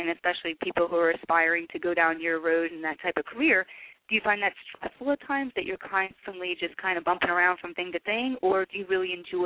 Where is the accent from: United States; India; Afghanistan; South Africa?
United States; New Jersey; we're both from New Jersey